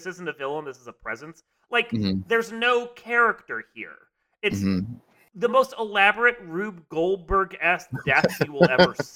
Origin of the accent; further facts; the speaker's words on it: United States; I'm American, I'm not Japanese